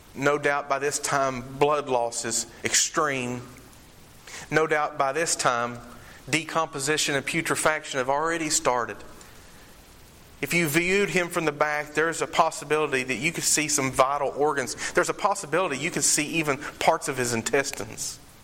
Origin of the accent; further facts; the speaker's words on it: Eastern Kentucky, United States; they say, Where are you from? And I say, Eastern Kentucky